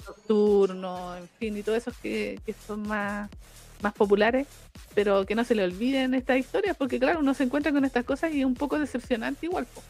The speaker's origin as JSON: {"language": "Spanish", "country": "Chile"}